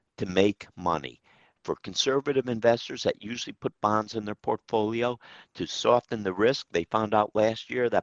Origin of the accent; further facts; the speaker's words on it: Troy, New York, United States; my hometown of Troy